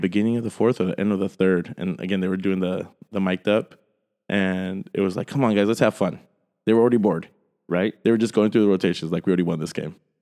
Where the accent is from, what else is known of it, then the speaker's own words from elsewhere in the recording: San Jose, California, United States; being just a random Peruvian Italian kid growing up in South San Jose